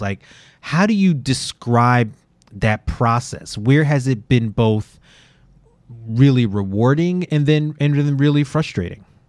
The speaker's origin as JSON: {"language": "English", "town": "New York City", "region": "New York", "country": "United States", "said": "as a New Yorker and a Yankee fan and a Knicks fan"}